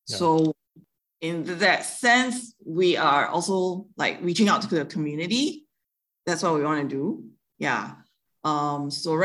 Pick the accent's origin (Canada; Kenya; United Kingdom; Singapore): Singapore; moved away as an adult; now in Taiwan; I grew up in Singapore and born and bred in Singapore. And I moved to Taiwan 12 years ago